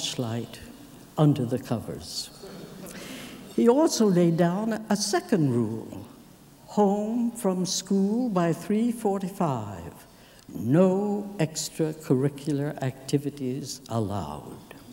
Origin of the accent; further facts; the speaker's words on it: Saratoga, California, United States; also born or lived in Tokyo, Japan; to Saratoga Grammar School, I ventured, age 6